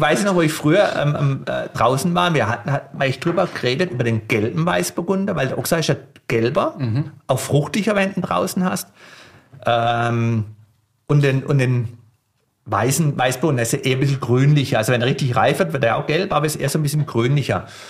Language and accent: German; Kraichgau, Baden-Württemberg, Germany; ich bin ja selber gebürtiger Kraichbauer. Mein Vater war Betriebsleiter bei Burggrafen Zürich.